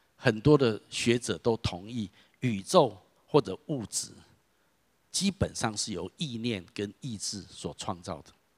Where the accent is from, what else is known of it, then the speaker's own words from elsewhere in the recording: Taiwan; 我是土生土长的台湾人